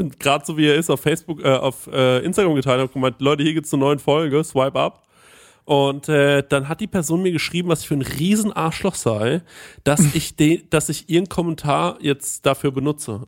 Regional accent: Bavaria, Germany; als Bayer

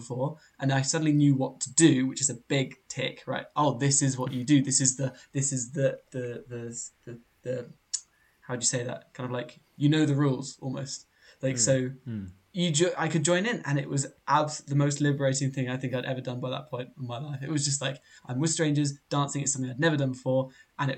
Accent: England, United Kingdom; our English culture of being English

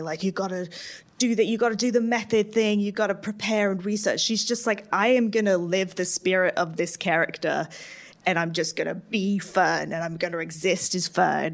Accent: Arizona, United States; I grew up in Arizona

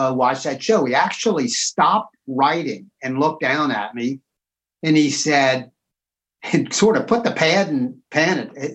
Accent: Cincinnati, Ohio, United States; I grew up in Cincinnati, Ohio

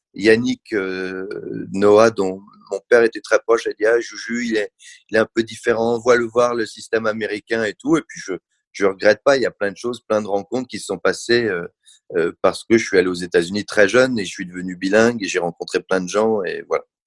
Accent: Paris, Île-de-France, France; je suis né à Paris

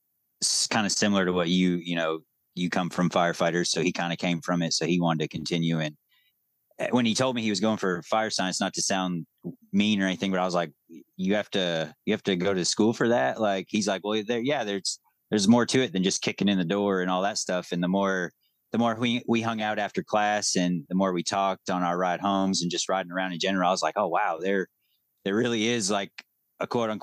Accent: New Hampshire, United States; moved away as an adult; now in Tennessee, United States; I'm actually from New Hampshire. I've been here about 13 years now.

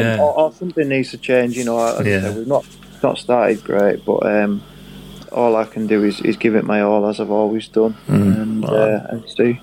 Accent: Carlisle, North West England, United Kingdom; moved away; back to Carlisle, where I'm from originally

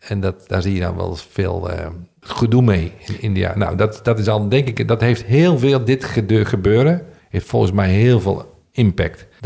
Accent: Netherlands; En dat zijn we Nederlanders niet gewend.

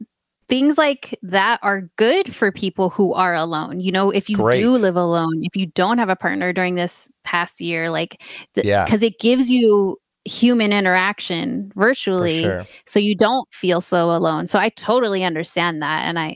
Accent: California, United States; I grew up in the Bay Area, and so my first like nightclubbing experience actually was in San Francisco.

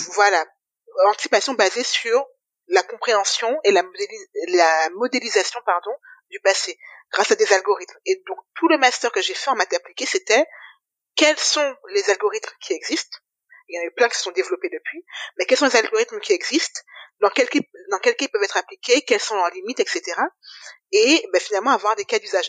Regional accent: Guadeloupe; moved away as an adult; also born or lived in Metropolitan France; je suis arrivée juste après le bac, donc j'ai fait mon bac en Guadeloupe

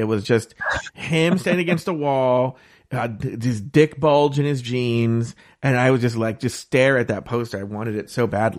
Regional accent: California, United States; I grew up in Orange County, California, which is very Republican.

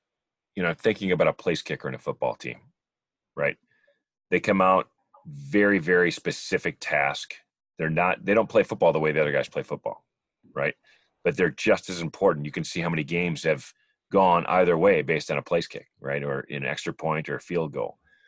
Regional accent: Wisconsin, United States; Snap-on Tools is from my home state of Wisconsin.

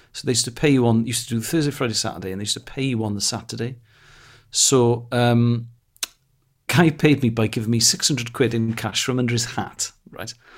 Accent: Wales, United Kingdom; first language Welsh; English is a second language; Welsh is my first language.

